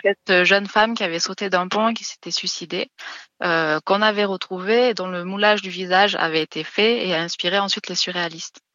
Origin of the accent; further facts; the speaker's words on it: Lozère, Occitania, France; moved away; je suis originaire de Lozère